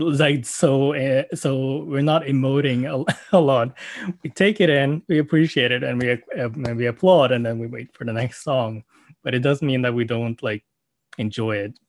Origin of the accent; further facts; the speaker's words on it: Norway; English is a second language; also born or lived in South Korea / Oslo, Norway; I came to Norway when I was five months old, uh, to a Norwegian family and I had a very standard Norwegian upbringing.